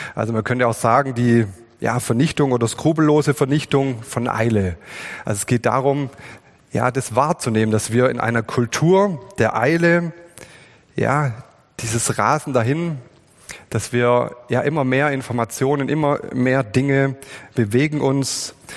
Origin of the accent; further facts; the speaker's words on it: Swabia, Germany; wir sind Schwaben